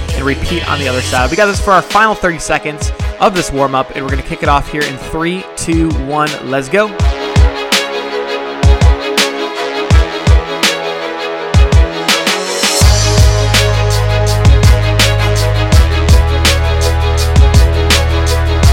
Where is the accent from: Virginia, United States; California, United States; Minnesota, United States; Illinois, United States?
Illinois, United States; Chicago; I'm from Chicago